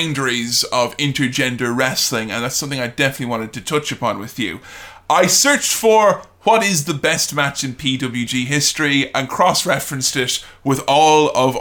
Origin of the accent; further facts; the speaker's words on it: Ireland; growing up in Ireland